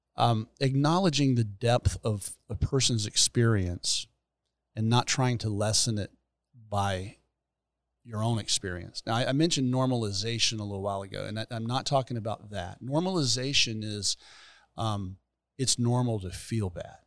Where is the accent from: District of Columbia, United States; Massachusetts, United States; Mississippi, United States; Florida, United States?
Florida, United States; Gainesville; also born or lived in Fort Worth, Texas; I was born and raised here